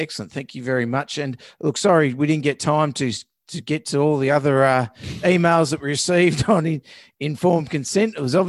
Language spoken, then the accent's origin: English; South Carolina, United States; They started their walk in October 2020 from California, and their final destination is in South Carolina, my home state.